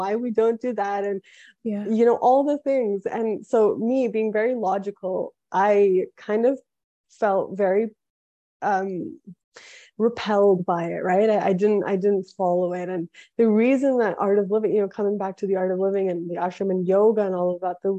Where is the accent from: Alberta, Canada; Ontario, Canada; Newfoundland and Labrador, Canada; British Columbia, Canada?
Ontario, Canada; Toronto; moved away as an adult; also born or lived in Quebec / Boone; So I was born in Toronto, Canada. My family is from India.